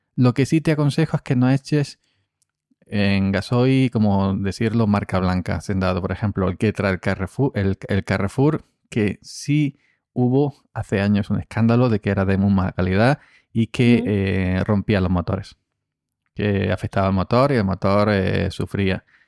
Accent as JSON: {"language": "Spanish", "region": "Andalusia", "country": "Spain", "said": "aquí en Andalucía"}